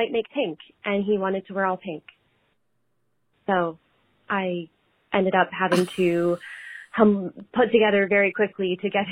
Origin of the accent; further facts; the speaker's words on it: Canada; I'm up in Canada and I have some, it's been really tough being a Canadian the past year and a bit